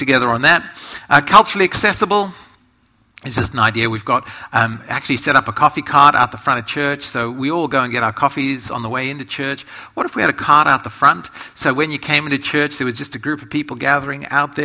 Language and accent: English; Australia